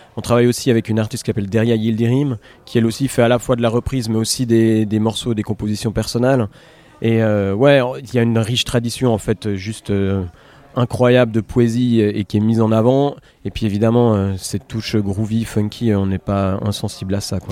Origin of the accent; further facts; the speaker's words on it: Geneva, Switzerland; chez nous, à Genève, ou dans la, en Suisse romande